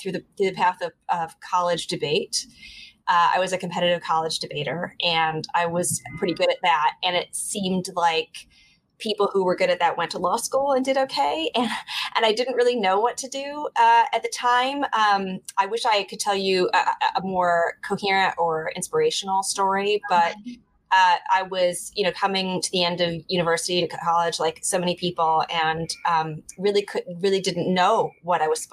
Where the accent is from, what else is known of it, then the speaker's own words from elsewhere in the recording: Michigan, United States; moved away as an adult; now in New York City, United States; You know, I'm from Michigan. I grew up in Michigan